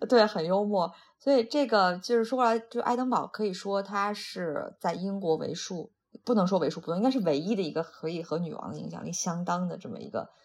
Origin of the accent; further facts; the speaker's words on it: Shandong, China; moved away; 我是山东的，那我们那个其实很早以前就是每年有多少多少禁鱼期